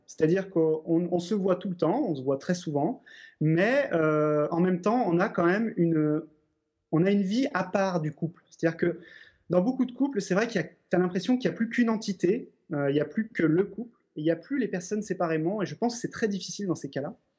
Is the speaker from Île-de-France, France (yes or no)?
no; Lyon, Auvergne-Rhône-Alpes, France; je suis lyonnais d'origine